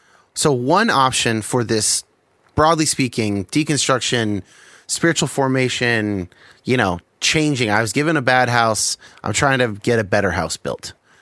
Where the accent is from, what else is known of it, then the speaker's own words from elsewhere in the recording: United States; And isn't it convenient that I was raised in the United States, and so I'm more likely to think that Christianity is correct?